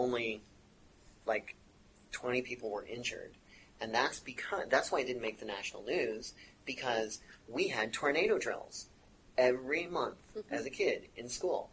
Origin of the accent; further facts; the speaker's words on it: Indiana, United States; moved away as an adult; now in California, United States; my hometown in Indiana